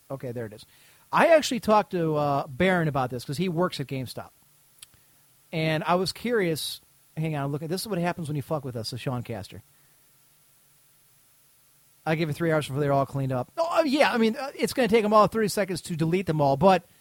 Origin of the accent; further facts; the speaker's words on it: United Kingdom; As you know, I am British, and we don't have any.